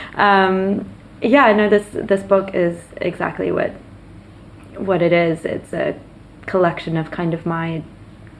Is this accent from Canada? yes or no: yes; Nova Scotia, Canada; moved away; I grew up in Nova Scotia, not too far from the coast.